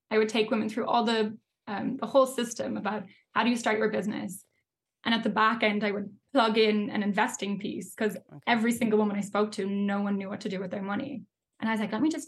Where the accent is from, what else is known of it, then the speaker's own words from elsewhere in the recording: Ireland; yeah absolutely i mean you'll know as well, like growing up in Ireland, but like growing up anywhere, the whole topic of money is such a taboo.